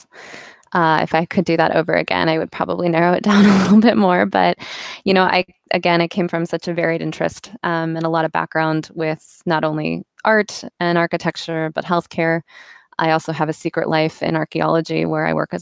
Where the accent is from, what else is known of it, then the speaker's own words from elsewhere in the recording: Carmel, Indiana, United States; I grew up in Indiana, in a town called Carmel, central Indiana